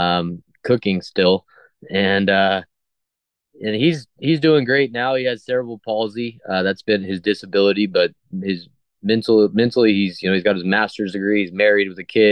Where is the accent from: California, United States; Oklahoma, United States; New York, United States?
Oklahoma, United States; Blackwell; also born or lived in Ardmore, Oklahoma; So I was born in Blackwell, Oklahoma, a little town. And I lived in a town called Ardmore, Oklahoma.